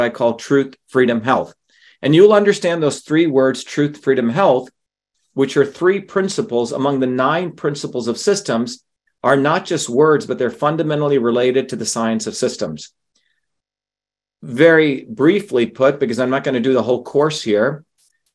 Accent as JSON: {"language": "English", "country": "India", "tie": "born or raised there", "moved": "yes", "said": "growing up in India, which has an oppressive caste system."}